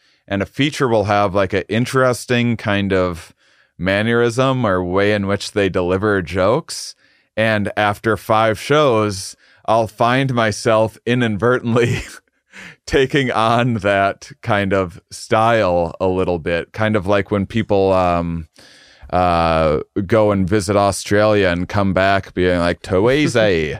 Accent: Midwest, United States; We're both from the Midwest. And so then the audience will be like, you're just ripping off Jim Gaffigan. Like, no, we're both ripping off a Midwestern upbringing.

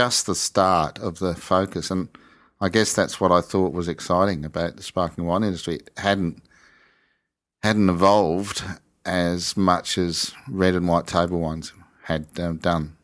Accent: just outside of Adelaide, South Australia, Australia; also born or lived in East Coast of England; ended up in a satellite town just outside of Adelaide

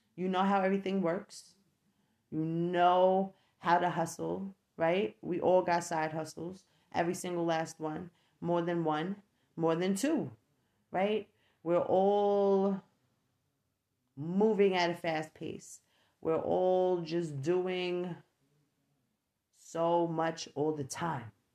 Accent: New York, United States; moved away as an adult; I no longer live in New York. I am from New York

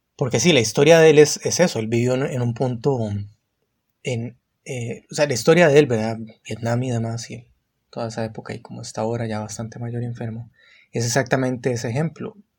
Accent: San José, Costa Rica; soy de Costa Rica, San José, ahorita

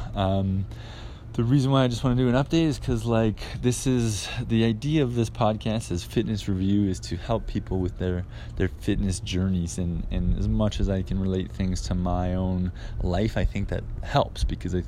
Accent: Canada; now in Guadalajara, Mexico; I live in Guadalajara, Mexico. I'm Canadian

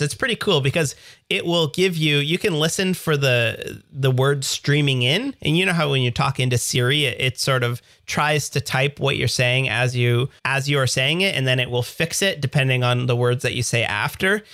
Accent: Canada; accent: Canadian; my Canadian accent

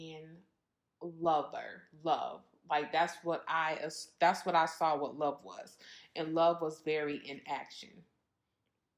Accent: Minnesota, United States; I'm from Minnesota

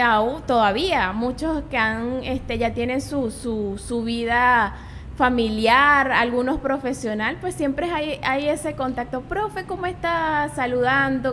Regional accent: Guanare, Portuguesa, Venezuela; yo nací acá en Guanare. Soy guanareña, siempre he vivido acá

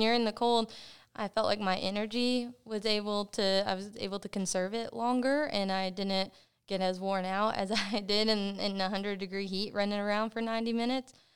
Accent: Cleburne, Texas, United States; I was born and raised in Cleburne, Texas

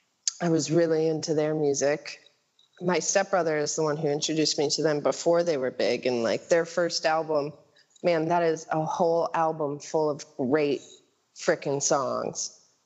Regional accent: Gurnee, Illinois, United States; moved away as an adult; also born or lived in Chicago, United States; now in Portland, United States; lived in the city for a couple years. But most of my life spent out in the foreign land, out by Six Flags, if anybody knows where that is. Gurnee. That's where I spent my days.

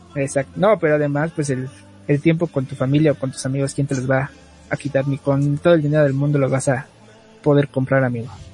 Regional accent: Mexico; como buen mexicano

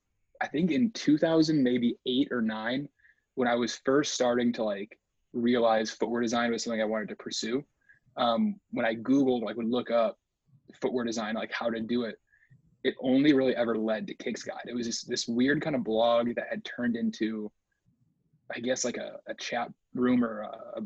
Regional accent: Illinois, United States; Illinois is the answer to all those things. I didn't really do a whole lot as far as like leaving Illinois until college. No, actually midway through college.

